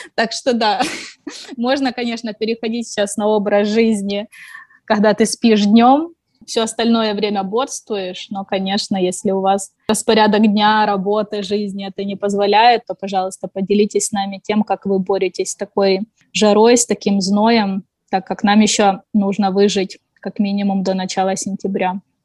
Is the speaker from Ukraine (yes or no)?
yes; Ukraine; moved away as an adult; also born or lived in China; now in Hangzhou, China; Я из Украины, живу в Китае уже больше пяти лет